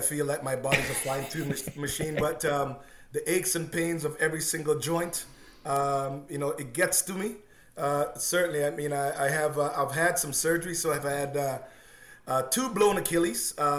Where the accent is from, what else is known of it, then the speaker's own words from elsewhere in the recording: Oakville, Ontario, Canada; also born or lived in Jamaica; suburb of Oakville. That's hometown. That's where I've been. My parents moved here many years ago. So I came from Jamaica to here, and I still got a house here.